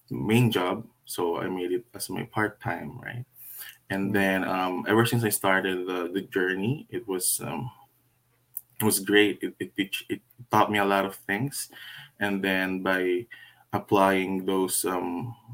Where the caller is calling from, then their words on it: Vancouver, British Columbia, Canada; Um, calling from Vancouver, BC, Canada